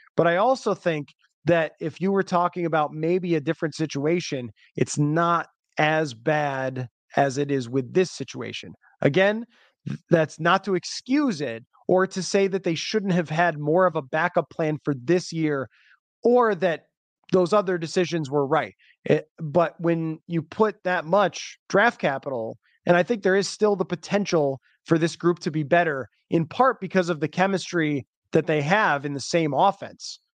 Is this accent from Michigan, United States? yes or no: no; Buffalo, New York, United States; my hometown club